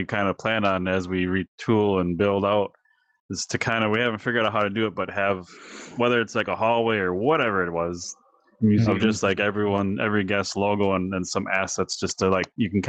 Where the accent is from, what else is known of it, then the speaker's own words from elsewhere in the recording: Wisconsin, United States; we're from Wisconsin?